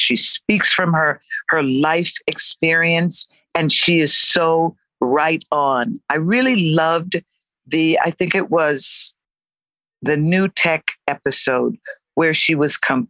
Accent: Connecticut, United States; born there; You know, I was born in Connecticut, but, you know, from the islands, very often what happens is parents will decide where you're going to be born.

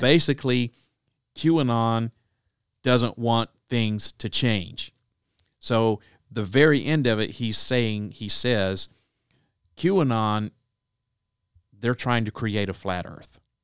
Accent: Southeast Alabama, United States; I grew up in Southeast Alabama

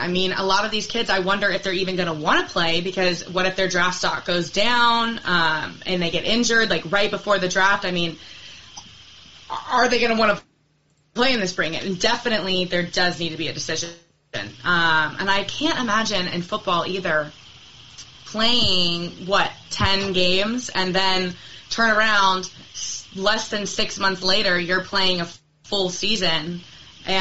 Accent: Portland, United States; I was born in Portland.

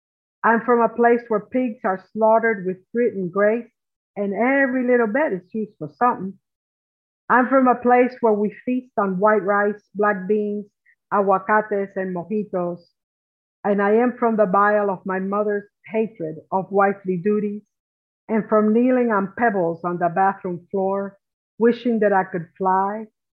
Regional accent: Cuba; also born or lived in New Jersey / Appalachia; I am from the mountains. In Appalachia all day long, but I am from Cuba at night.

